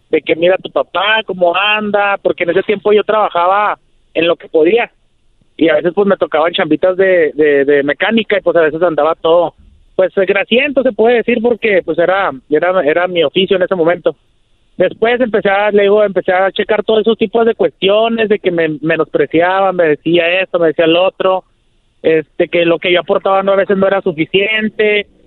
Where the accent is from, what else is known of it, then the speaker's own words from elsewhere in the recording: Ciudad Juárez, Chihuahua, Mexico; Maestro, aquí, aquí andamos, yo soy de Ciudad Juárez.